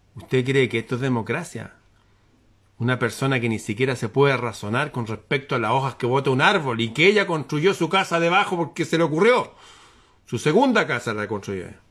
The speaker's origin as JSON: {"language": "Spanish", "country": "Chile"}